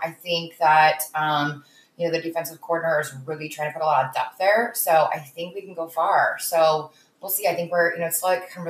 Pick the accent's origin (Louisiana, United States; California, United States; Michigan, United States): California, United States; Northern; I'm from NorCal